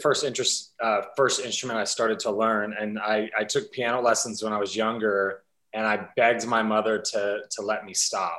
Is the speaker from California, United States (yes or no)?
no; Brenham, Texas, United States; So I grew up in Texas, really small town called Brenham. If you've ever had Bluebell ice cream, that's there.